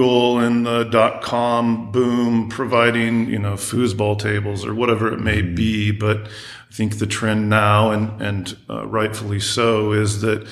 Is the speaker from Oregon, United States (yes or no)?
yes; Roseburg, Oregon, United States; moved away; also born or lived in Phoenix; I was born here, Southern Oregon, so certainly had roots